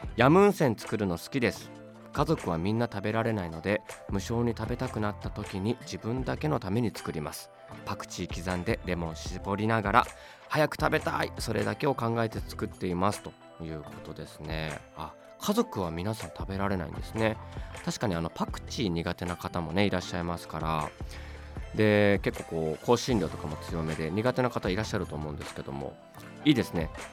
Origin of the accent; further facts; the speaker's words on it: Tokyo, Japan; 僕も東京出身ですけど